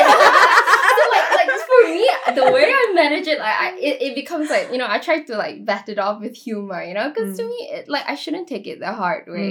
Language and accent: English; Singapore; I was from Singapore Chinese girls' school.